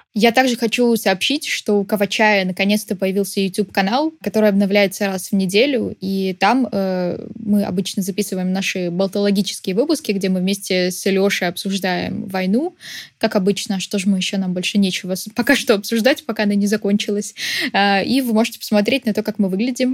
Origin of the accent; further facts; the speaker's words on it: Odesa, Odesa Oblast, Ukraine; moved away; Я просто из Одессы. Я жила в Одессе, когда он был э, главой области